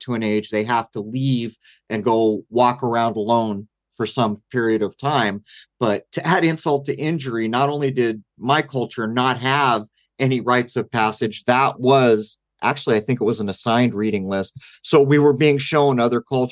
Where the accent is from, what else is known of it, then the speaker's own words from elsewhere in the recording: San Diego, California, United States; moved away as an adult; now in East Coast, United States; I grew up in San Diego